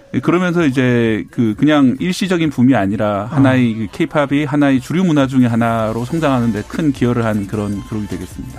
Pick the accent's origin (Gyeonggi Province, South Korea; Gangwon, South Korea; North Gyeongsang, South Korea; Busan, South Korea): Busan, South Korea; 저도 이제 어릴 때 제 고향이 부산 만덕동